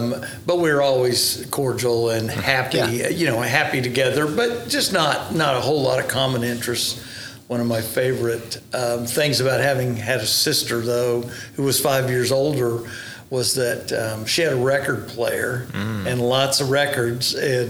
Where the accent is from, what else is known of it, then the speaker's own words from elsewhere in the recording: Tulsa, Oklahoma, United States; Yes, sir, that's correct. Born in 1953